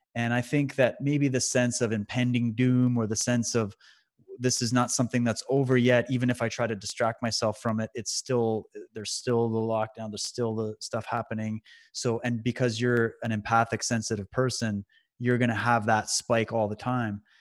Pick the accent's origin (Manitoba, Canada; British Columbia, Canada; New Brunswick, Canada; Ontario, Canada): Ontario, Canada; London; I was in my house where I grew up in London, Ontario